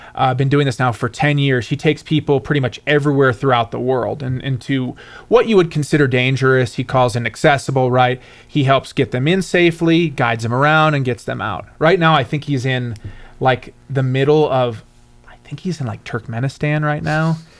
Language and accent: English; Michigan, United States; I'm from Michigan